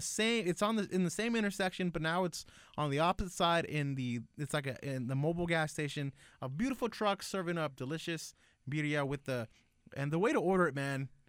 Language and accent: English; Lennox, California, United States; my elementary childhood up until, like, middle school. I grew up in Lenox.